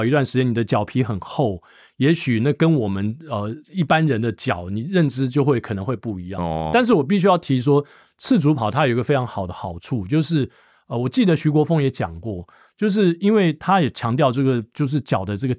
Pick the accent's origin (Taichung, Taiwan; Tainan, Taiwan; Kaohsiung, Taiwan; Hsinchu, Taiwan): Hsinchu, Taiwan; 我小时候我在新竹长大